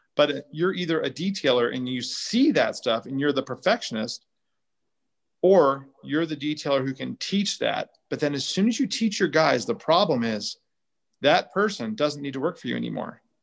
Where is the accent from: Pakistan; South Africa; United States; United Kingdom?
United States; San Juan Capistrano, California; also born or lived in Dana Point, California; I grew up in San Juan Capistrano and Dana Point, California